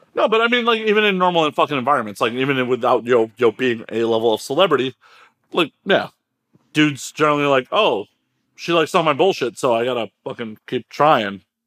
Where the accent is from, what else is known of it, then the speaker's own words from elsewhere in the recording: Midwest, United States; now in Los Angeles, United States; I grew up in the Midwest